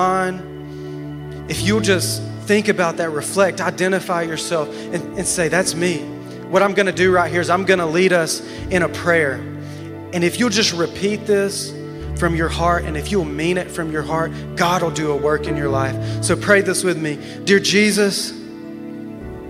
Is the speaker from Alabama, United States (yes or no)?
yes; Alabama, United States; moved away as an adult; now in Wichita Falls, United States; I'm from Alabama